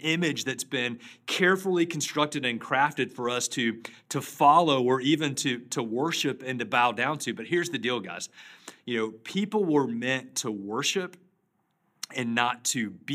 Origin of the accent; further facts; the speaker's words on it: Charlotte, North Carolina, United States; Back in 1988, I grew up in Charlotte